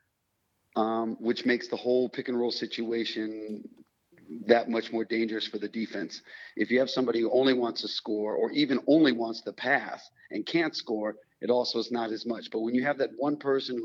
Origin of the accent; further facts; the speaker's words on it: United States; moved away as an adult; now in Europe; I'm still in Europe as an American player or ex-American player who stayed here